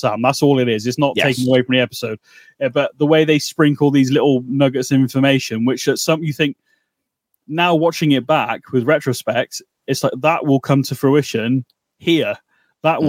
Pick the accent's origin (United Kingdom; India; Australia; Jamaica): United Kingdom; we're British